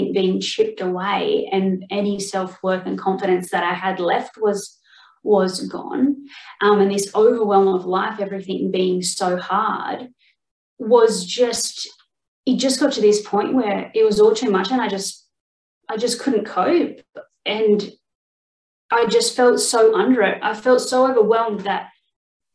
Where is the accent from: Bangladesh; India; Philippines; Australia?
Australia; Sydney, New South Wales; I'm from Australia. Basically, I grew up in Sydney, but sort of in New South Wales